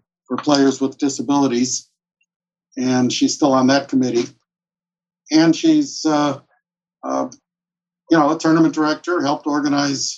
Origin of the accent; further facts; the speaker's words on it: Chicago, Illinois, United States; moved away as an adult; also born or lived in Minnesota / Wisconsin; now in Nevada, United States; I'm originally from Chicago